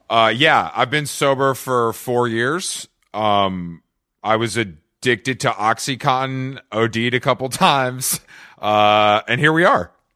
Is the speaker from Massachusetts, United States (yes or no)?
no; Atlanta, Georgia, United States; I am from Atlanta